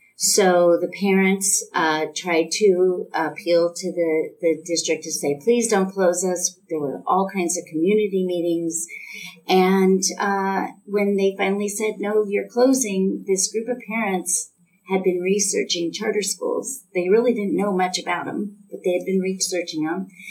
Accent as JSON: {"language": "English", "town": "Thousand Oaks", "region": "California", "country": "United States", "tie": "born or raised there", "said": "I grew up in the Thousand Oaks area"}